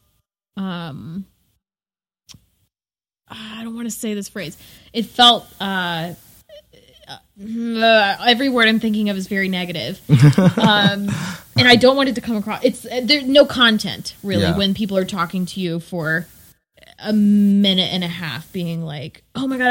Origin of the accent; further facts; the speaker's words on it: the South, United States; growing up in the South